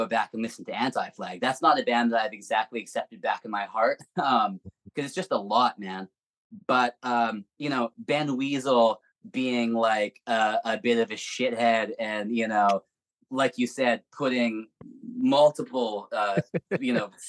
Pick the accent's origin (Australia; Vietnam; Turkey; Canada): Canada; Edmonton, Alberta; moved away; also born or lived in Vancouver; I grew up in Edmonton, at least in the high school years.